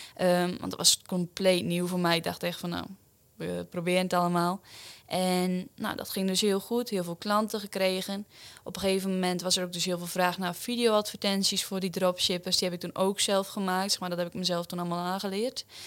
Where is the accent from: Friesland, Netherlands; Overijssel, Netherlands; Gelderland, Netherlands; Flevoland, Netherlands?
Flevoland, Netherlands; Urk; 22 jaar, kom uit Urk.